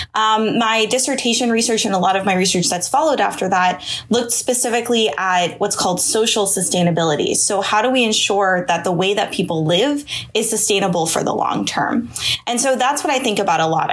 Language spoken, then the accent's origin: English; Pittsburgh, Pennsylvania, United States; moved away; I'm actually from Pittsburgh originally